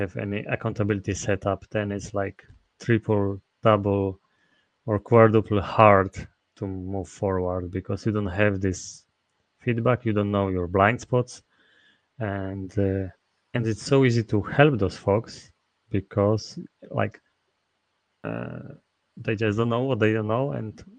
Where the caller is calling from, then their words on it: Masovian Voivodeship, Poland; I'm speaking from Poland, where I'm located, near Warsaw.